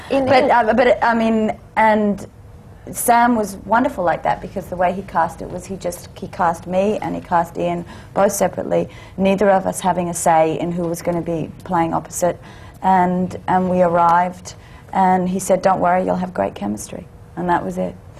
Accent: Australia; I'm Australian, so right. I have hmm. actually have dual citizenship

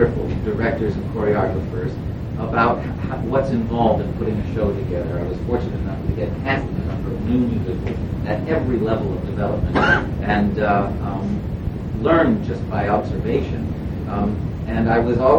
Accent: Vermont, United States; when I was a kid growing up in Vermont in very cold winters

